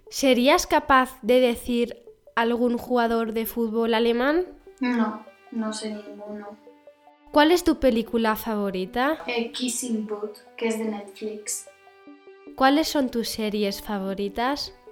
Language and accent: Spanish; Burgos, Castile and León, Spain; Soy de España, Burgos.